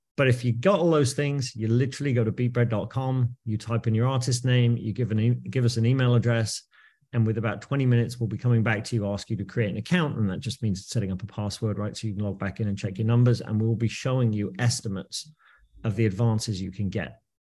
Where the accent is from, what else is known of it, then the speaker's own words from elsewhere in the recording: United Kingdom; moved away as an adult; also born or lived in New York, United States; now in New Jersey, United States; I am British. Uh, but I moved to New York in the year two thousand